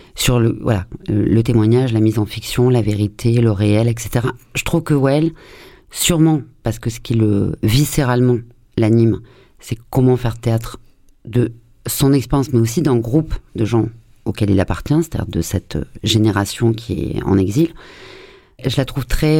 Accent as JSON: {"language": "French", "country": "France", "said": "en tant que française et notamment Marseille"}